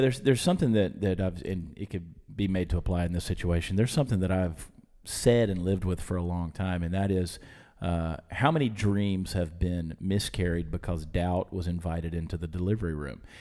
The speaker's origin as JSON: {"language": "English", "region": "Georgia", "country": "United States", "tie": "born or raised there", "said": "I grew up in Georgia"}